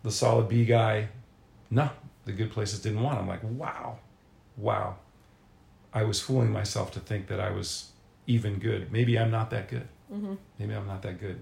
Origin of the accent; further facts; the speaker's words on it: Philadelphia, Pennsylvania, United States; moved away as an adult; also born or lived in Manhattan / Charlottesville; Philadelphia, Pennsylvania, where I'd spent my entire life